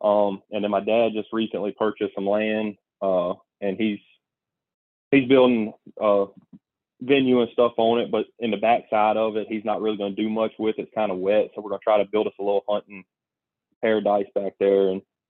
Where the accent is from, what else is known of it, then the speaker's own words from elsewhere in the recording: Mississippi, United States; I grew up hunting in the Homestead National Forest in Mississippi, and I've always hunted out of state.